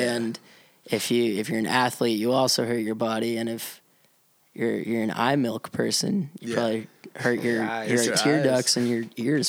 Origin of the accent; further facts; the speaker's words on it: Providence, Rhode Island, United States; I grew up in Providence and on a street that is off of like a busier avenue, but not too busy.